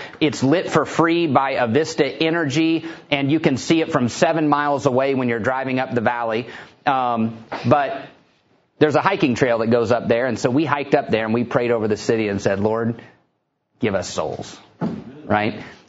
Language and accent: English; Houston, Texas, United States; you know, where do you come from? I told him Houston, Texas.